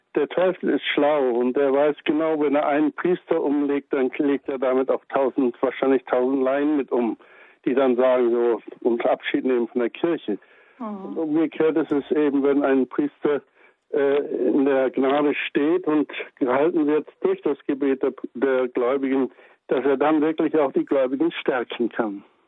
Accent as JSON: {"language": "German", "town": "Aschendorf", "region": "Lower Saxony", "country": "Germany", "tie": "born or raised there", "moved": "yes", "said": "als kleines Kind zu Hause in Aschendorf an der Ems, wo ich geboren bin und aufgewachsen bin"}